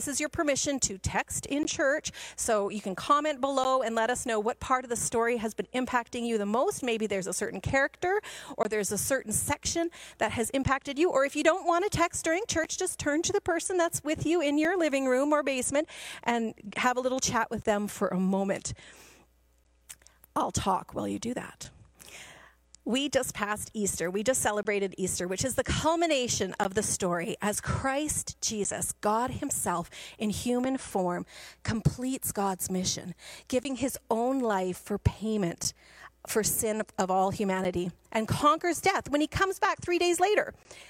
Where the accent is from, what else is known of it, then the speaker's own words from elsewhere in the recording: Guatemala; And many of you know that I grew up in Guatemala. My parents had moved there to work with training leaders in churches.